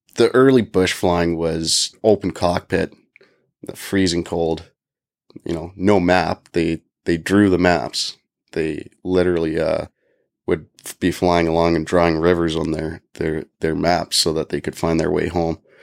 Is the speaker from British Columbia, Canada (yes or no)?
no; Calgary, Alberta, Canada; now in Yellowknife, Canada; my hometown of Calgary